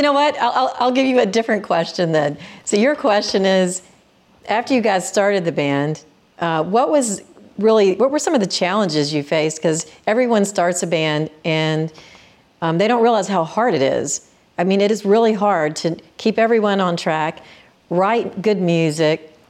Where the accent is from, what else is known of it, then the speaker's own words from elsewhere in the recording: Memphis, Tennessee, United States; I grew up in Memphis